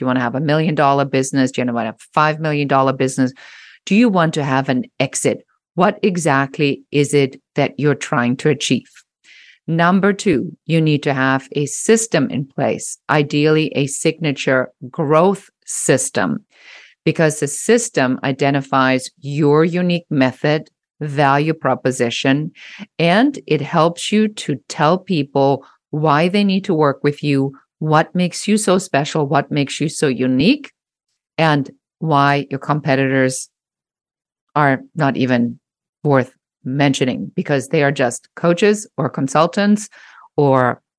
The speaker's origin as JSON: {"language": "English", "country": "Germany", "second_language": "English", "moved": "yes", "said": "I'm originally a trained photographer and I came from Germany"}